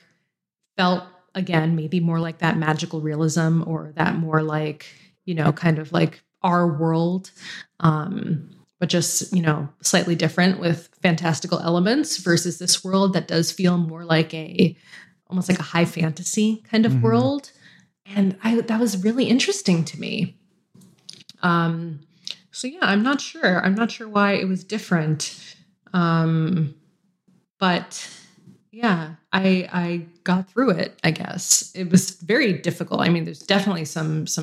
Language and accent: English; United States; moved away as an adult; now in British Columbia, Canada; I'm American